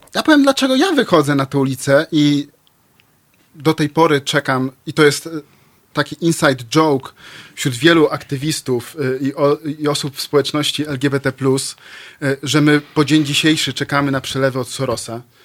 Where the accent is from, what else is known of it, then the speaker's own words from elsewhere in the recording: Lublin, Lublin Voivodeship, Poland; jestem z Lublina.